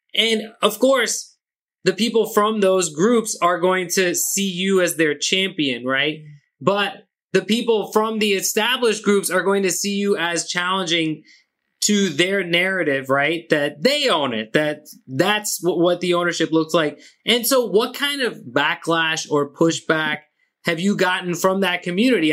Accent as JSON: {"language": "English", "country": "Pakistan", "said": "I'm Pakistani, I'm I'm South Asian"}